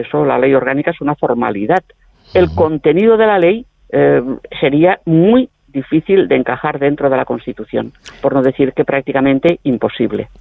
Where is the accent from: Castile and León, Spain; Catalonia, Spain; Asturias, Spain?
Catalonia, Spain; los catalanes